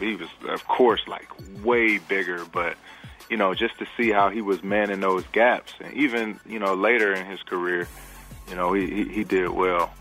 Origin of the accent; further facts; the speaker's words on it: Detroit, Michigan, United States; growing up in Detroit